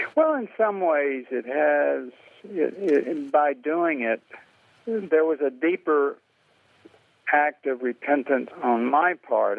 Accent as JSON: {"language": "English", "region": "the American South", "country": "United States", "said": "being white Southerner"}